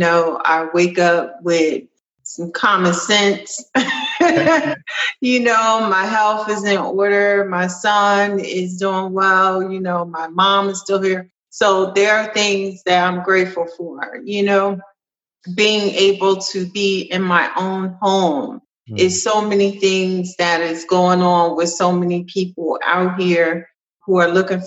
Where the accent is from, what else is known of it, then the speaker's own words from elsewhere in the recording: Trenton, New Jersey, United States; moved away as an adult; now in Kennesaw, United States; I'm from Trenton, New Jersey, and it's rough